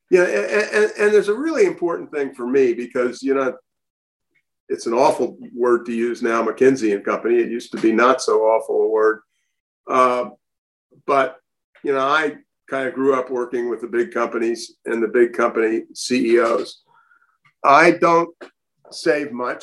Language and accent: English; United States; I was born in 1942 in the United States of America of intelligent parents.